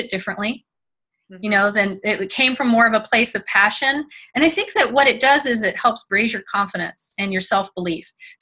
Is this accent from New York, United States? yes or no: no; Mississippi, United States; also born or lived in Germany; I grew up in Mississippi and I had been born in Germany, lived until like I was 6 years old in Germany, went to German schools.